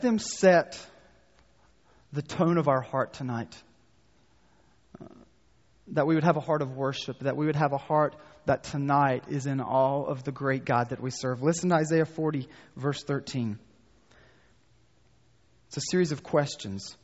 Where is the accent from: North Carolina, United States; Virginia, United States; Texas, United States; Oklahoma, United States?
North Carolina, United States; accent: North Carolina; my North Carolina accent